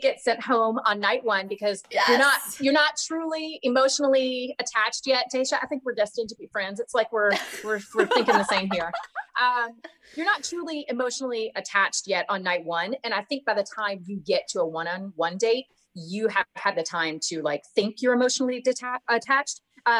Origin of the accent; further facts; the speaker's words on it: the South, United States; I never was one of those people that felt super confident doing that because I'm from the South.